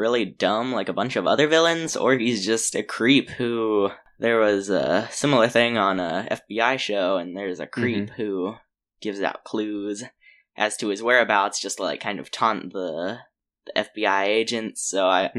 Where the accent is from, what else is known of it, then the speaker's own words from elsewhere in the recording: Louisiana, United States; I'm from Louisiana. I'm 14, currently when you're watching, or when we recorded this.